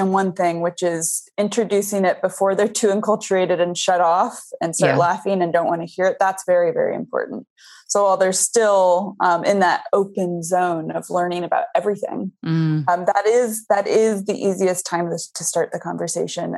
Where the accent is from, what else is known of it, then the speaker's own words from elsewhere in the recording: Boulder, Colorado, United States; I grew up in Boulder, Colorado, which is kind of a liberal mecca